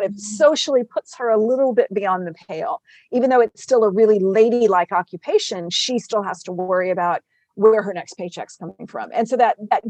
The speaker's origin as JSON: {"language": "English", "region": "South Texas", "country": "United States", "tie": "born or raised there", "moved": "as an adult", "lives_now": "Virginia, United States", "said": "I'm a sixth generation native Texan, but I've been transplanted to Virginia. So I have like proper winters now. I grew up in South Texas"}